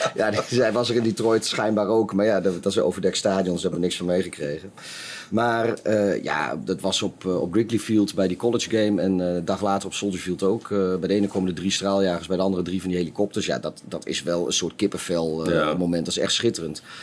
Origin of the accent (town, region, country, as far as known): Netherlands